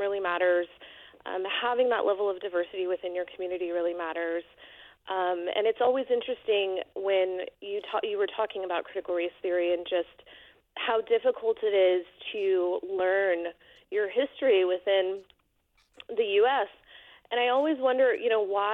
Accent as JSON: {"language": "English", "area": "Bay Area", "region": "California", "country": "United States", "tie": "born or raised there", "lives_now": "Alamo, United States", "said": "My husband and I are born and raised in the Bay Area"}